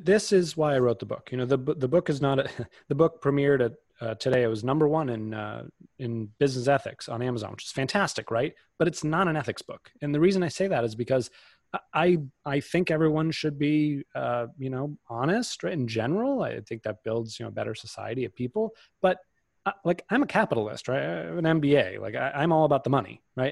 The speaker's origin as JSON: {"language": "English", "area": "outside of Boston", "region": "Massachusetts", "country": "United States", "tie": "born or raised there", "said": "I grew up outside of Boston"}